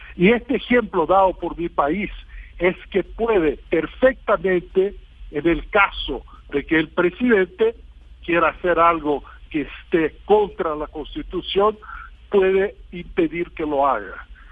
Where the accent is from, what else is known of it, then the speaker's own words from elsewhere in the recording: Brazil; Spanish is a second language; Yo tengo mucho orgullo de mi país